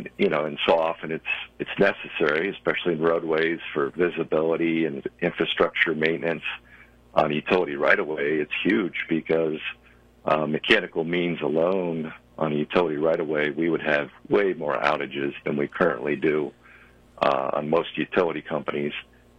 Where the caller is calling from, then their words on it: West Chester, Pennsylvania, United States; I live in Westchester, Pennsylvania.